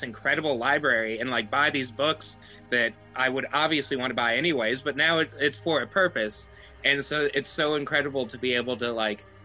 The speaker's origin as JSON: {"language": "English", "town": "Somerset", "region": "Kentucky", "country": "United States", "tie": "born or raised there", "said": "I grew up here in Somerset, Kentucky, and it's a super small town"}